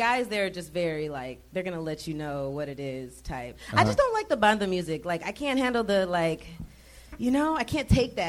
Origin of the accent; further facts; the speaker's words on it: Atlanta, Georgia, United States; now in Los Angeles, United States; Atlanta, technically.